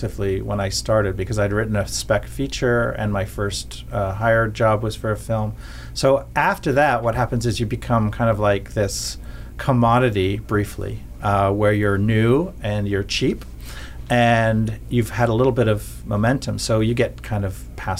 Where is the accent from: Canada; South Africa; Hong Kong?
Canada; I couldn't get a job as a Canadian